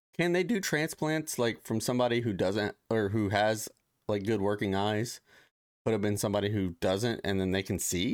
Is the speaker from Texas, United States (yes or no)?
no; Ohio, United States; now in Los Angeles, United States; I grew up in Ohio